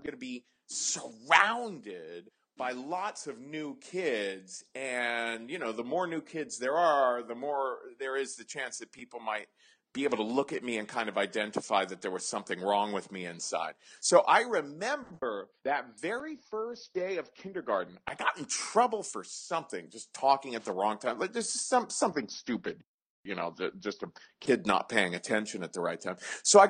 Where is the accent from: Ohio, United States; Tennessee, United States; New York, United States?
Ohio, United States; Cincinnati; I grew up in Cincinnati in the 70s